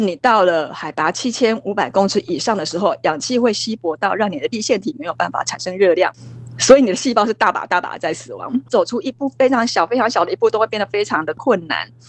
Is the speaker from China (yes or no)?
no; Taiwan; 我们台湾人